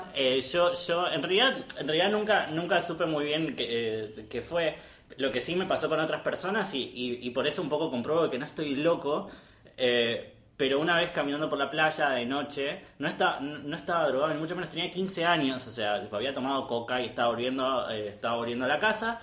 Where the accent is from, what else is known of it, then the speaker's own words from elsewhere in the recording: Pilar, Buenos Aires Province, Argentina; yo soy de Pilar.